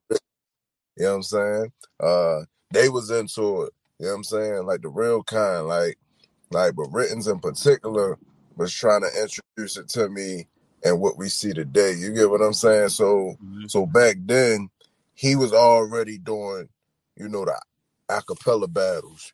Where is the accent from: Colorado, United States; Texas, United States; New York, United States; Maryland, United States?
Maryland, United States; Baltimore; I'm from Baltimore